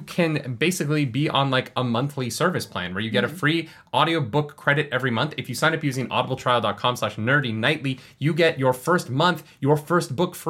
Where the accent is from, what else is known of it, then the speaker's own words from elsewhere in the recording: Calgary, Alberta, Canada; That's funny because we're actually from Calgary.